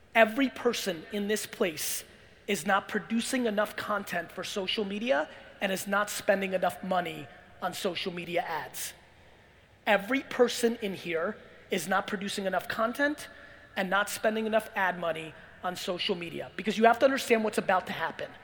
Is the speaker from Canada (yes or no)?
no; Belarus; I was born in Belarus and former Soviet Union.